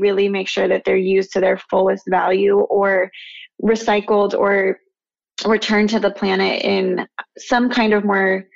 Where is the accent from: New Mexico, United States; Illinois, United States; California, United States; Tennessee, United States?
New Mexico, United States; Albuquerque; moved away as an adult; also born or lived in Phoenix, Arizona; now in New York, United States; I grew up in Albuquerque, New Mexico, very different from New York